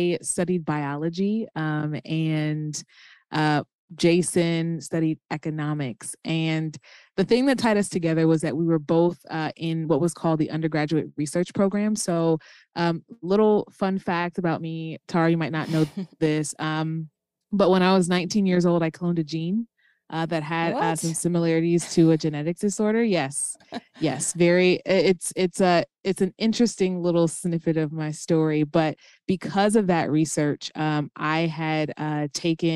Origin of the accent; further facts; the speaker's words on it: United States; moved away as an adult; now in Chicago suburbs, United States; I was born and raised in Minnesota, North Carolina